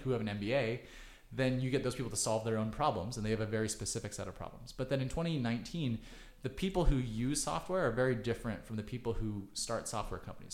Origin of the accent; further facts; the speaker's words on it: Kansas City, United States; moved away; also born or lived in China; I grew up in Kansas City